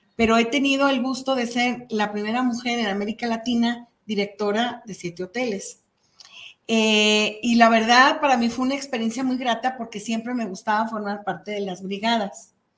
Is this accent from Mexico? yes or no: yes; Mexico; nos impactó como mexicanos